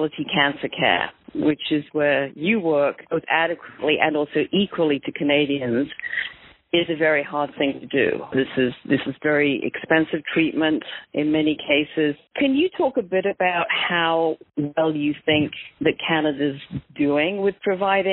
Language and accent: English; United Kingdom; somebody who grew up in the UK